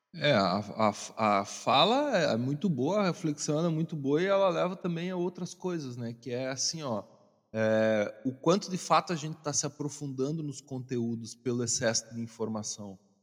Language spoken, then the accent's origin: Portuguese; Santa Catarina, Brazil; eu sou natural de Santa Catarina